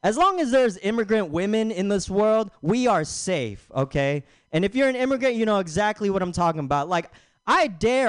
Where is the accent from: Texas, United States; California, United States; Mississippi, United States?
California, United States; Bay Area; I'm from the Bay Area